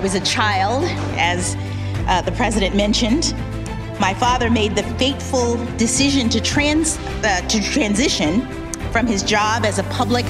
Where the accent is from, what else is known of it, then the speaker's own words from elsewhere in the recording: Miami, Florida, United States; my hometown of Miami, Florida